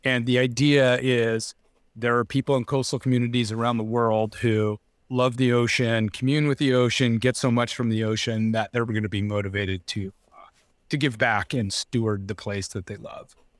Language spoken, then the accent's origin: English; Laguna Beach, California, United States; also born or lived in San Clemente; I grew up in Laguna Beach